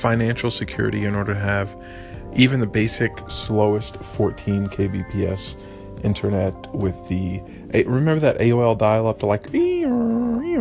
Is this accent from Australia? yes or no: no; East Texas, United States; we're from East Texas